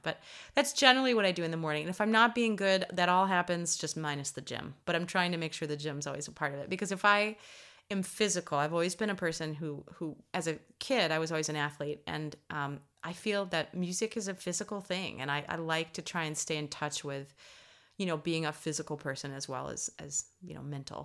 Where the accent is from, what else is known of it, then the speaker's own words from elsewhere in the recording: United States; being an American